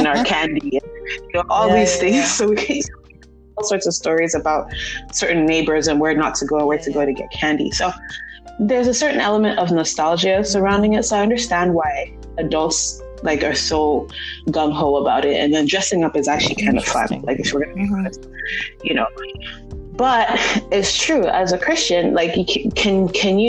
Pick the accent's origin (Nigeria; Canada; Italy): Nigeria; growing up in Nigeria, we grew up in a very international community